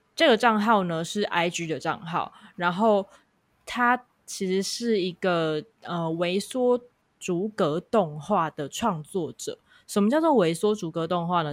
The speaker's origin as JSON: {"language": "Chinese", "region": "Kaohsiung", "country": "Taiwan", "said": "我是来自高雄的"}